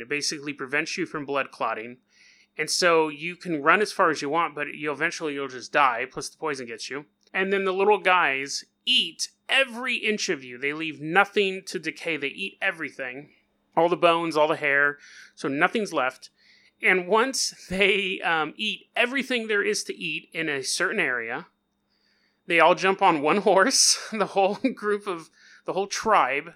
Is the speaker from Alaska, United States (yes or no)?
no; California, United States; I'm from California